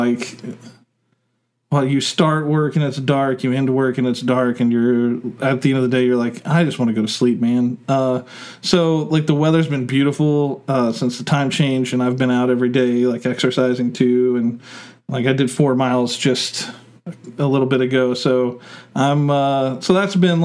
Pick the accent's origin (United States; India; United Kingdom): United States; Oklahoma